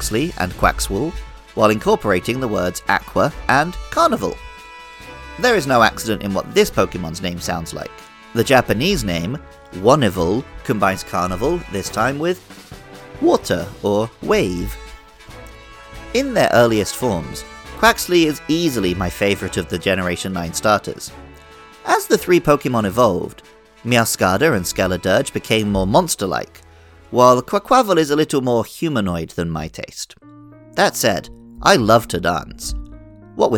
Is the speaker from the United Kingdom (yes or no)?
yes; Wells, South West England, United Kingdom; In my hometown of Wells, Somerset, in England